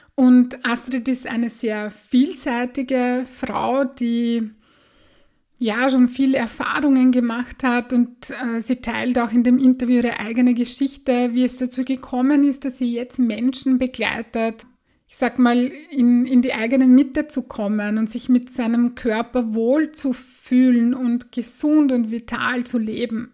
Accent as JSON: {"language": "German", "town": "Bad Sauerbrunn", "region": "Burgenland", "country": "Austria", "tie": "born or raised there", "said": "Ich bin im Burgenland aufgewachsen, in Bad Sauerbrunn"}